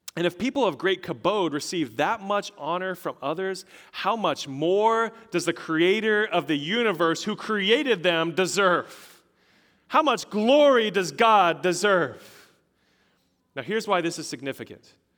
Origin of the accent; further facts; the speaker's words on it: Colorado, United States; moved away; I'm originally from Colorado.